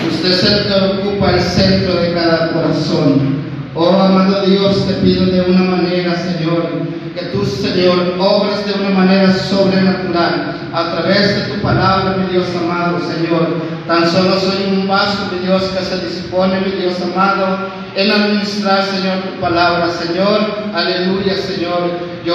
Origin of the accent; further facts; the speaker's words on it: Veracruz, Mexico; moved away as an adult; now in Nuevo Laredo, Mexico; yo vengo de, Veracruz, ¿verdad? Ahorita ya tengo 20 años que vivo aquí en Nuevo Laredo, vivo ahí en la colonia Villa de San